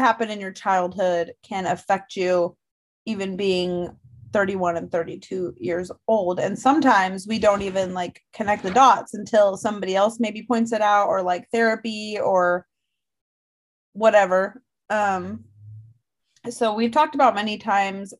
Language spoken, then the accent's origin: English; Northern California, United States; I grew up in Northern California